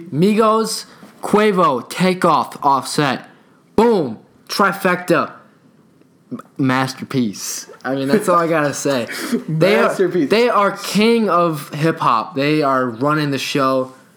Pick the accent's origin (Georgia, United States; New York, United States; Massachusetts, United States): Georgia, United States; Atlanta; We're from North Atlanta too, so you know we're just like you guys.